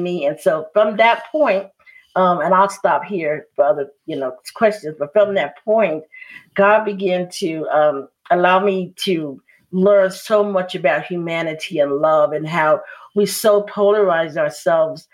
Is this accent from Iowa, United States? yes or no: no; Chicago, Illinois, United States; as I grew up in Chicago